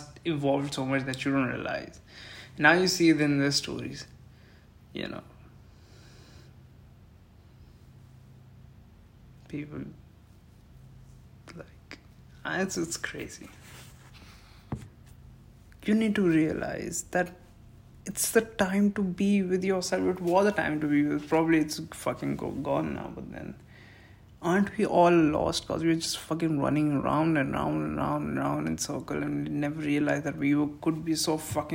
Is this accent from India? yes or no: yes; India; I'm really a patriotic Indian and I take pride of being an Indian citizen